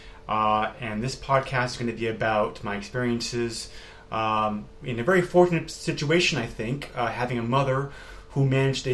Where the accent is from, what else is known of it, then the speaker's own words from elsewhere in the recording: Amherst, New Hampshire, United States; also born or lived in Massachusetts; even though I was born in Mass and I'm a native New Englander, where I still am now, we did move around quite a lot before the age of 8. And finally in 1984, we set out in the town of Amherst, New Hampshire